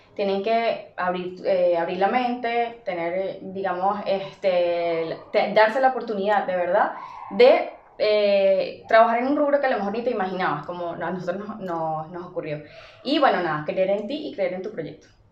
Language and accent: Spanish; Venezuela; moved away; siendo venezolanos